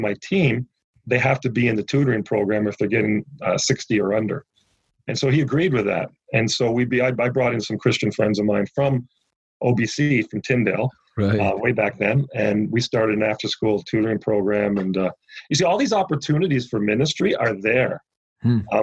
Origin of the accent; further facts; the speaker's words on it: Toronto, Ontario, Canada; I'm from Scarborough